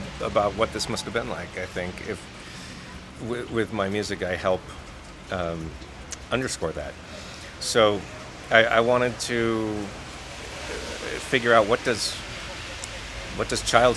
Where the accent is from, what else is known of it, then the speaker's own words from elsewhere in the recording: United States; I'm Japanese American